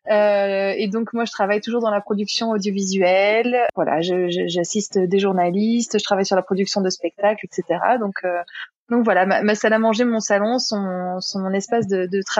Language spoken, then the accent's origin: French; Bourgogne-Franche-Comté, France; also born or lived in Paris; je suis originaire de la Bourgogne, mais j'ai vécu un peu partout en France et surtout à Paris où j'habitais pendant plus de 10 ans.